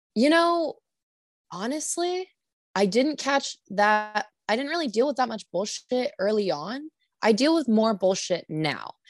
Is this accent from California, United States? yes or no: yes; Sacramento, California, United States; moved away as an adult; now in Santa Cruz, United States; I'm from Sacramento.